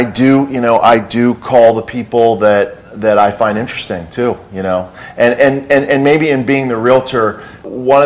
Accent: Pittsburgh, Pennsylvania, United States; I'm from Pittsburgh

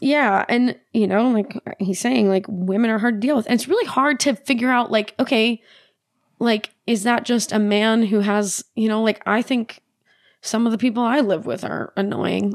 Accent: United States; as an American, as a Western person

